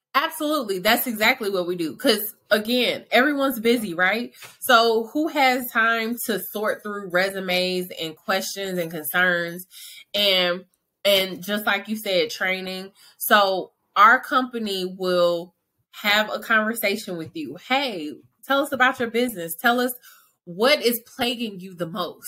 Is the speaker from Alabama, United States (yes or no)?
no; Atlanta, Georgia, United States; now in Dallas, United States; I'm from Atlanta, Georgia, but I reside in Dallas, Texas